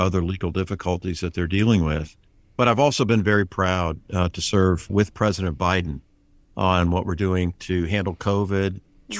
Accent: St. Petersburg, Florida, United States; also born or lived in Pennsylvania; I was born in Pennsylvania, but moved to St. Petersburg when I was three years old

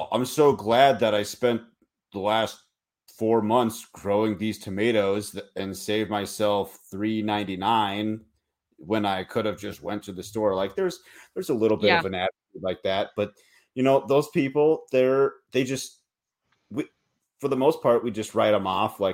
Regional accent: Minneapolis, Minnesota, United States; now in Montana, United States; I'm not from Montana, I'm from you know, Minneapolis, St. Paul

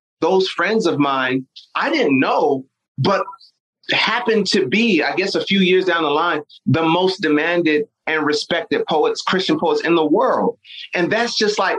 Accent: Nigeria; I'm Nigerian

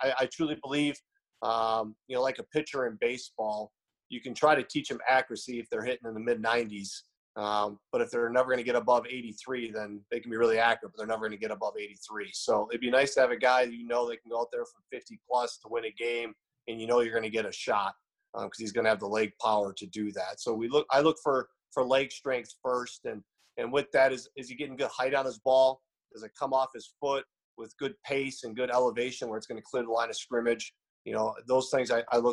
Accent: Stevens Point, Wisconsin, United States; moved away as an adult; now in South Dakota, United States; Grew up in Stevens Point, which is right in the center of Wisconsin

